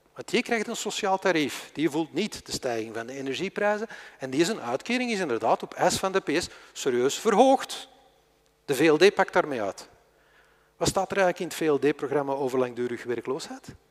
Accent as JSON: {"language": "Dutch", "region": "Flanders", "country": "Belgium", "said": "wij zijn Vlamingen"}